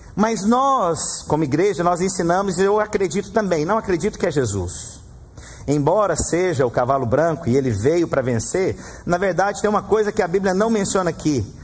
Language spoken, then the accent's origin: Portuguese; Goiás, Brazil; No Brasil, no Goiás, eu sou de Goiás